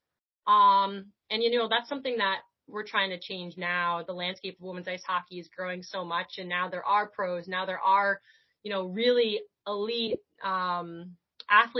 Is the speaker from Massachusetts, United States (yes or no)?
yes; Lexington, Massachusetts, United States; growing up in the Boston area, I would say it's a pretty big hub for women's ice hockey